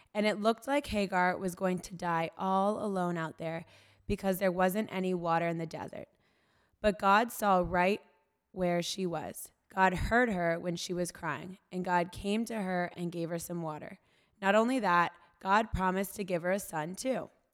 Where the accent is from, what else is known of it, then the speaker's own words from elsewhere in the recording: North Carolina, United States; moved away as an adult; now in New York, United States; I grew up in North Carolina, and, uh, after I graduated college, I moved to New York